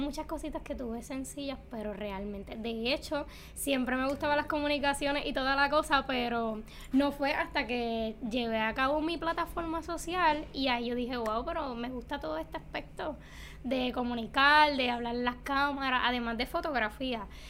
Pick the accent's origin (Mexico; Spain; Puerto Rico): Puerto Rico; Cayey; nacida y criada en Calle